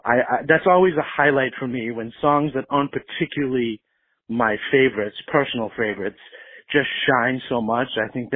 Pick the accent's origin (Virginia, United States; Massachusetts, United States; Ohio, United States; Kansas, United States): Massachusetts, United States; Boston; now in South Florida, United States; I currently live in South Florida, but I'm originally from Boston.